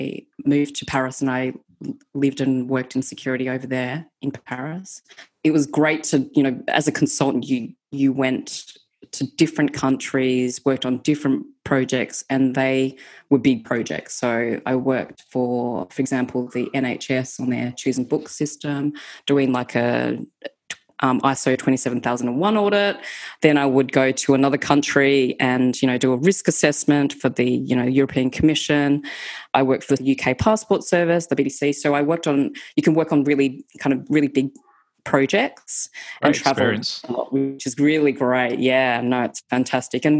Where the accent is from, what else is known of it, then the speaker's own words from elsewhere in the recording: Australia; moved away as an adult; also born or lived in United Kingdom; I'm Australian